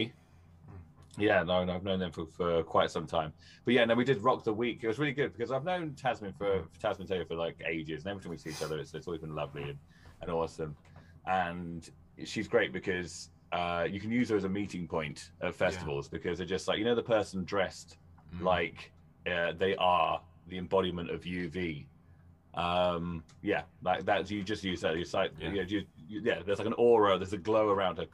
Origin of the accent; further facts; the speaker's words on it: Newbury, South East England, United Kingdom; moved away; Went back to my hometown